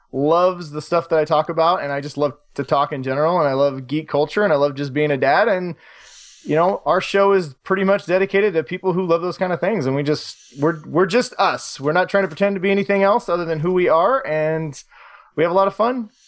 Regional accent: United States; I like Coors Light because I'm American.

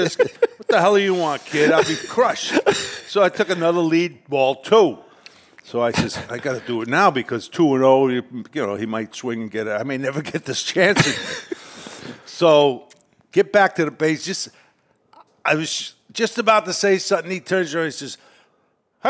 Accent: New York, United States; as a kid growing up in New York

